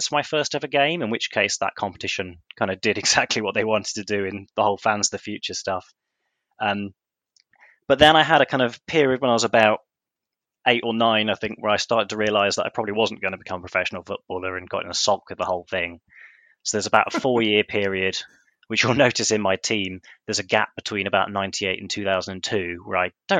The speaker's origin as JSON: {"language": "English", "town": "Swindon", "region": "South West England", "country": "United Kingdom", "tie": "born or raised there", "said": "I grew up in Swindon. I grew up on Burford Avenue, just in the shadow of the stadium"}